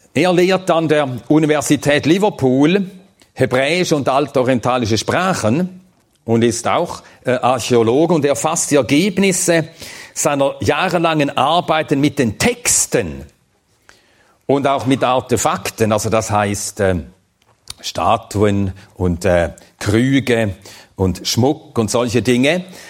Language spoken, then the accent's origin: German; Switzerland; als Schweizer